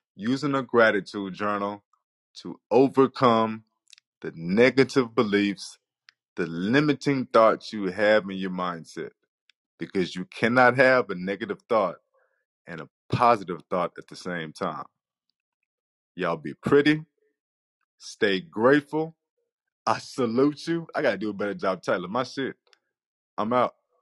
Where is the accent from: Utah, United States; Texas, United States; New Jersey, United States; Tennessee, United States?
Texas, United States; Nacogdoches; also born or lived in Earle, Arkansas / Rusk, Texas; I'm in fourth grade, and I have just moved from a small town to Nacogdoches, Texas. I'm coming from Earl, Arkansas, to Rusk, Texas